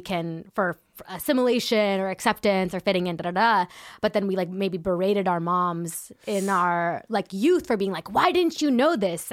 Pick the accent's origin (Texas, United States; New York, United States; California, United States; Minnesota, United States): California, United States; San Ramon; also born or lived in Danville, California; I grew up in San Ramon, California